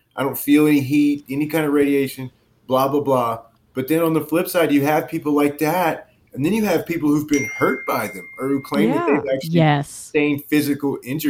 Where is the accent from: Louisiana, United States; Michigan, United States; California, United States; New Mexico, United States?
Louisiana, United States; I grew up in Cajun, South Louisiana, and, you know, with a lot of exposure to voodoo culture and everything